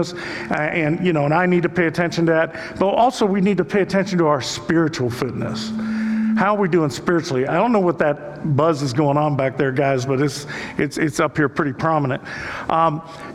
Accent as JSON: {"language": "English", "town": "Cleveland", "region": "Ohio", "country": "United States", "said": "we're from Cleveland"}